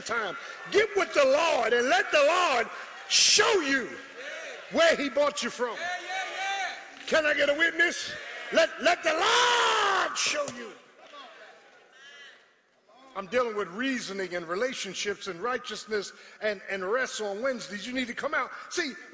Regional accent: Philadelphia, Pennsylvania, United States; I'm from South Philly. We ain't play that there

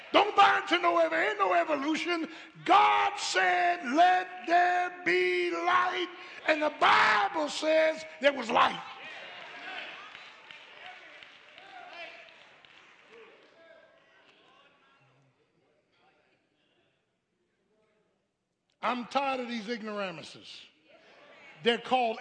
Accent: Philadelphia, Pennsylvania, United States; I grew up in Philly

